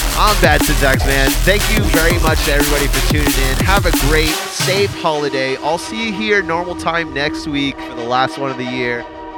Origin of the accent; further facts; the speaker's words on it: Orlando, Florida, United States; moved away; my hometown homies